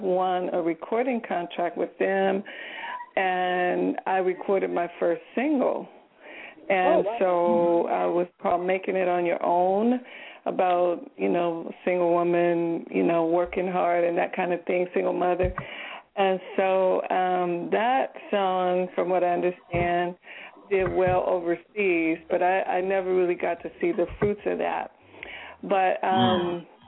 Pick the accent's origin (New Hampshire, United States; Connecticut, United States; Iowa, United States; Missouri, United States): Missouri, United States; Kansas City; I'm from Kansas City, the home, heart and soul of jazz music. And I actually grew up in the 18th and Vine area